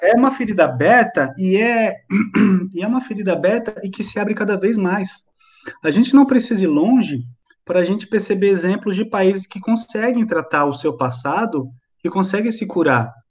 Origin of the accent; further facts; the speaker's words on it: Brazil; nós somos brasileiros